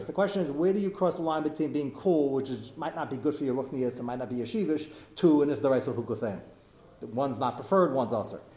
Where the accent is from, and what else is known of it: United States